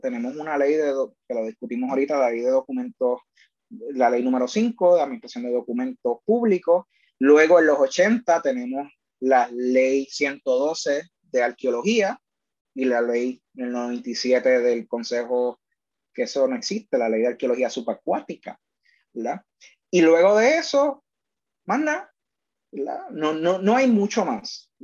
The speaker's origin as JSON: {"language": "Spanish", "country": "Puerto Rico", "said": "Nosotros como colonia"}